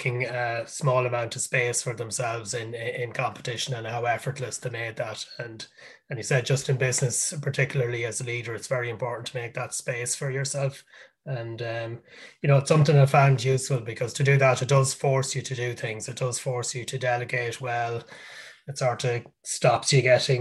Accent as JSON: {"language": "English", "country": "Ireland", "said": "I'm from Ireland"}